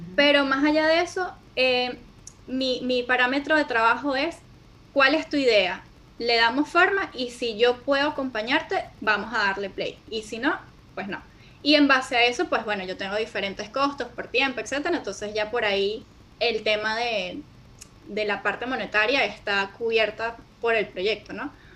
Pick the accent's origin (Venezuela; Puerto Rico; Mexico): Venezuela; soy venezolana